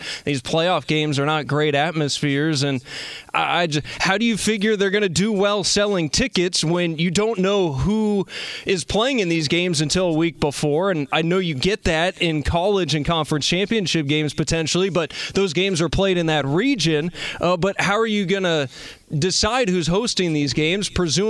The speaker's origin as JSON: {"language": "English", "region": "California", "country": "United States", "said": "I am originally from Northern California."}